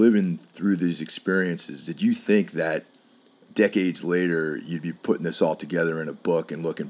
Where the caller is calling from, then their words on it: New York City, New York, United States; I'm calling from Brooklyn right now.